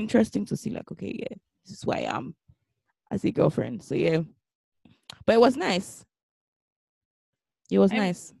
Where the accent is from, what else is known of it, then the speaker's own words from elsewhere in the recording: Nigeria; as Nigerian parents, we used to do better for boys and like telling them to talk when like things are